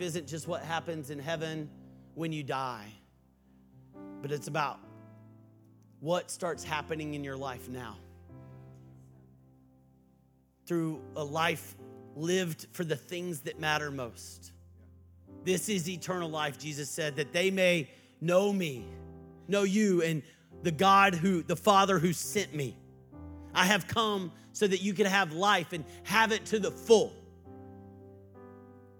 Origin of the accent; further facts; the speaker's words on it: Texas, United States; I was from Texas